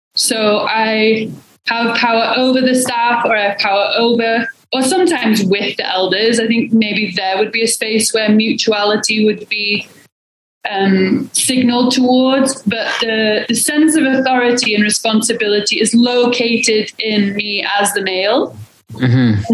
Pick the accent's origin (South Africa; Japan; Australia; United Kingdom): United Kingdom; England; also born or lived in Portland, Oregon; now in Salt Lake City, United States; I'm originally from England, but moved to Salt Lake City, um, in 2014